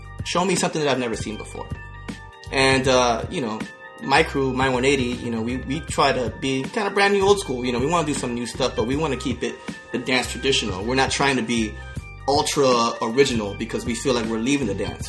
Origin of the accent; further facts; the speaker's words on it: Orlando, Florida, United States; I'm from Florida. I'm from Orlando.